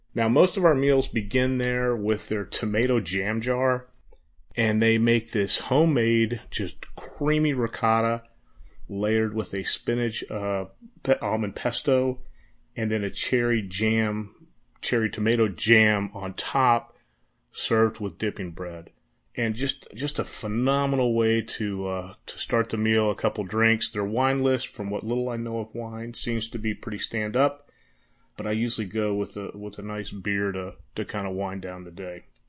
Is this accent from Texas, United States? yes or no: yes; Texas, United States; I was born in Texas.